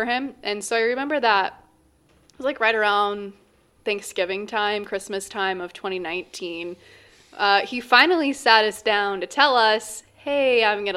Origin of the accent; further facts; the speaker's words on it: Columbus Junction, Iowa, United States; I grew up on a farm in southeast Iowa, so I originally hail from Columbus Junction